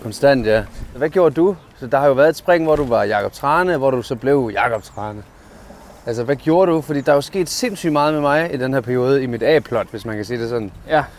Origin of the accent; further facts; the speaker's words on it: Padborg, Southern Denmark, Denmark; jeg kommer fra Padborg